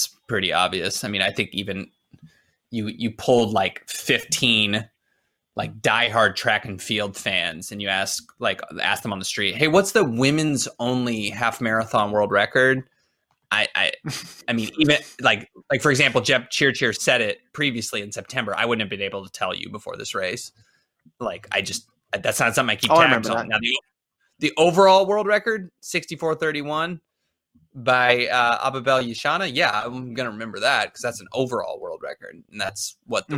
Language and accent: English; United States; being American